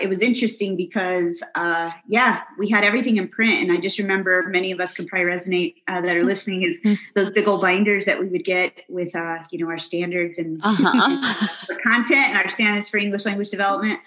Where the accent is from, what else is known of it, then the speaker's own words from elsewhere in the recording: New Mexico, United States; moved away as an adult; also born or lived in Houston, Texas; I grew up in this great state of New Mexico. And I've been gone for over 20 years.